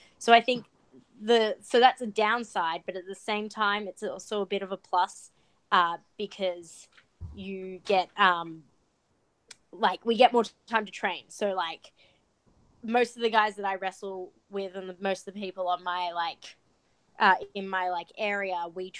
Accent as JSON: {"language": "English", "country": "Australia", "moved": "yes", "said": "I think a lot of my success is because I'm Australian"}